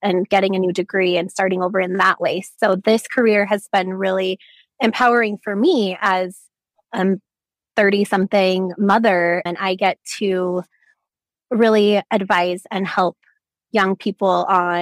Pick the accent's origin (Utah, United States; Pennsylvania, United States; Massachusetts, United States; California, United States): Utah, United States; I was born and raised in Utah